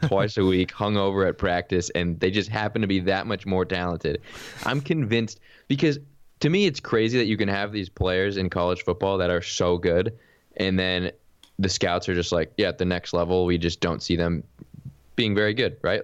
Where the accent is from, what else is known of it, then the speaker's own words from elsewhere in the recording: United States; I'm from America